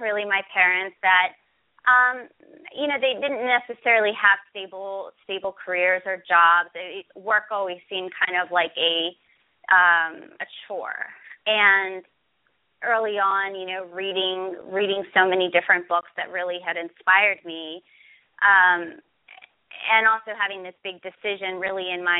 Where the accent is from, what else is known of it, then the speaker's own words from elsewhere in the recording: Pittsburgh, Pennsylvania, United States; I'm from Pittsburgh, Pennsylvania.